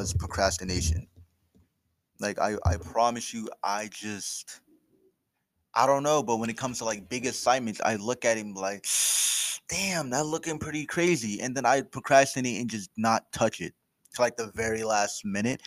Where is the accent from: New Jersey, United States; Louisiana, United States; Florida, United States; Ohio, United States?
New Jersey, United States; Trenton; Growing up, I came from Trenton